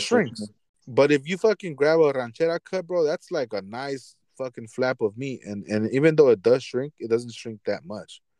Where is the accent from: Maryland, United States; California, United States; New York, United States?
California, United States; Los Angeles; when I growing up in Boyle Heights, we went to Food for Less